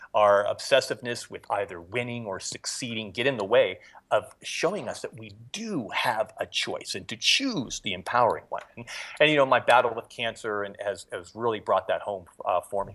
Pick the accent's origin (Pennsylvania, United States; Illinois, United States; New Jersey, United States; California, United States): Pennsylvania, United States; Erie; moved away as an adult; also born or lived in Japan; I grew up in Erie, Pennsylvania